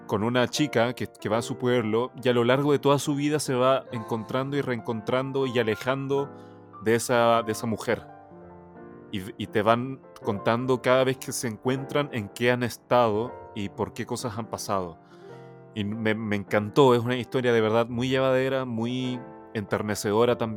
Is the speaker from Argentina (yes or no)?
no; Maipú, Santiago Metropolitan Region, Chile; Sí, yo soy de Maipú, soy de Maipú.